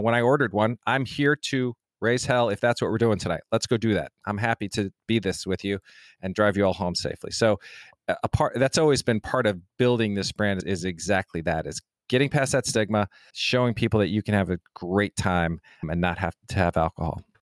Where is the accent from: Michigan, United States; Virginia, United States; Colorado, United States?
Colorado, United States; Denver; I'm from Denver, Colorado, so that's where I grew up